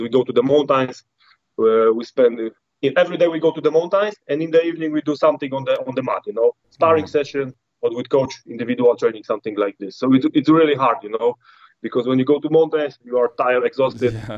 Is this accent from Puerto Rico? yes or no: no; Poland; English is a second language; when I come back to Poland